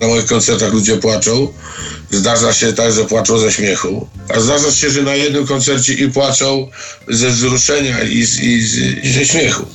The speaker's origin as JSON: {"language": "Polish", "town": "Świdnik", "region": "Lublin Voivodeship", "country": "Poland", "tie": "born or raised there", "said": "w mieście, w którym się wychowałem, w Świdniku"}